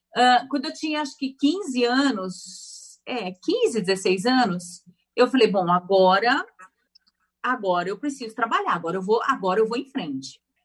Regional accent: São Carlos, São Paulo, Brazil; accent: caipira; moved away as an adult; also born or lived in United States; now in São Paulo, Brazil; Eu sou do interior de São Paulo, nasci em São Carlos e fiquei lá até os meus 17 anos

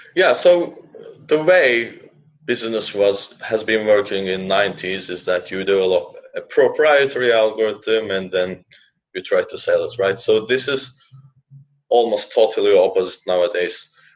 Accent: Turkey; moved away as an adult; also born or lived in Finland; now in Helsinki, Finland; So I have finished my bachelor's from my home country, Turkey. Then I uh, moved to Finland for a master's

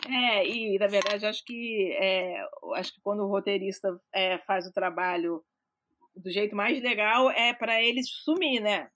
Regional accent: Rio de Janeiro, Brazil; also born or lived in Minas Gerais; eu sou carioca, então o próprio, nem sou, sou mineira, mas eu sou quase carioca, né? Sou crescida no Rio de Janeiro

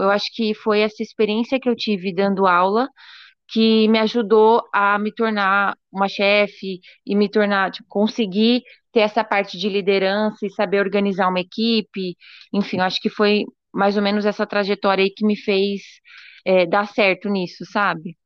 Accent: Brazil; eu sou brasileira, acabei de me formar

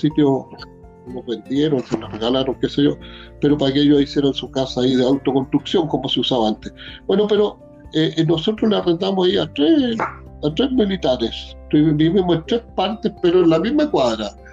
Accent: Linares, Maule, Chile; also born or lived in Las Hornillas; yo nací en el campo, en un lugar que se llama eh, bueno, nací en Linares, en el hospital, pero después me llevaron, porque vivíamos allá, en un lugar que se llama Las Hornillas o Las Obras, que queda unos ah. de Linares

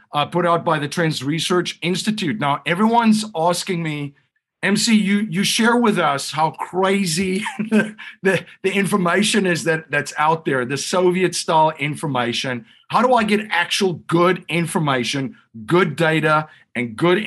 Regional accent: South Africa; moved away; I grew up in South Africa during a totalitarian regime, during the apartheid regime.

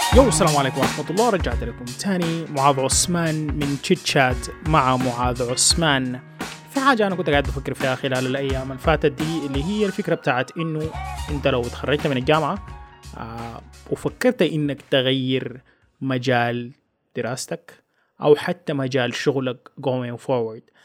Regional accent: Sudan; هنا في بلدنا السودان

